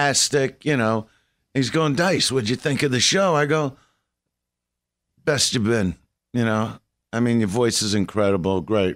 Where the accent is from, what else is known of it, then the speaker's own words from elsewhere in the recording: New York City, New York, United States; I'm from Brooklyn.